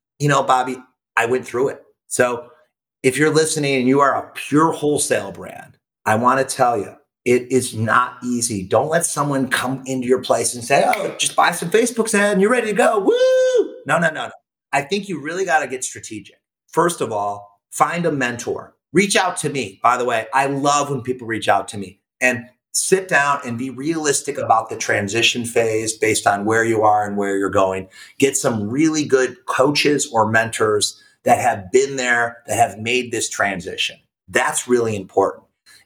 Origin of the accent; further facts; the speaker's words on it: Hermosa Beach, California, United States; We're from Hermosa Beach, California. It's this little beach town of like 15,000 people, and it's still cool. And it's small.